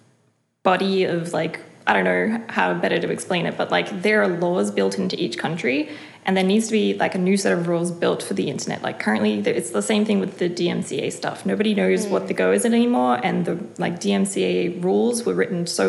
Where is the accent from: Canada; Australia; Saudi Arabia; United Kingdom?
Australia; being raised in Australia